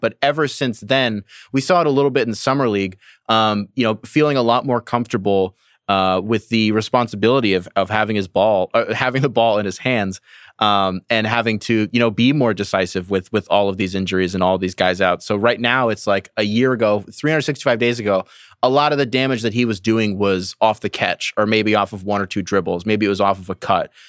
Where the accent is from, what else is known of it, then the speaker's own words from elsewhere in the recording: Michigan, United States; I'm from Michigan